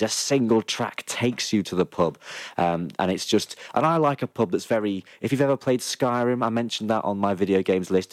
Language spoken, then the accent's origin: English; Lincoln, East Midlands, United Kingdom; moved away as an adult; now in Leeds, United Kingdom; I hail from Lincoln, and uh, the Queen in the West it was my pub, uh, my local pub uh, growing up